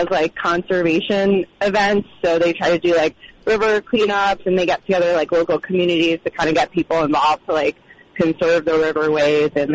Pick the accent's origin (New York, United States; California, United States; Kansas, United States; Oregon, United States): New York, United States; New York City; growing up, I grew up in Manhattan